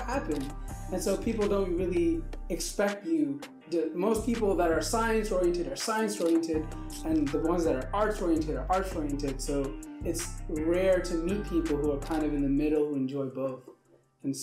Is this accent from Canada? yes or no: no; Pakistan; now in United States; I was originally born and raised in Pakistan